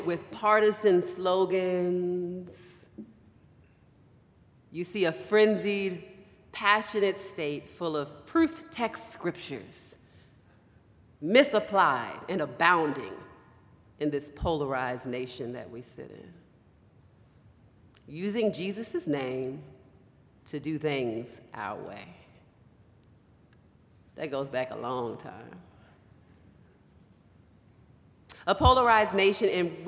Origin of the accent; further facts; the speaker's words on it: Baltimore, Maryland, United States; moved away; also born or lived in West Michigan; I grew up in Baltimore, Maryland, on the East Coast of the United States.